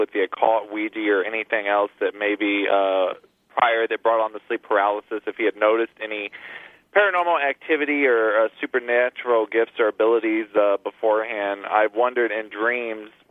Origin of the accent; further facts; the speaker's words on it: Missouri, United States; now in Florida, United States; I'm originally from Missouri, I've been in Florida since 2008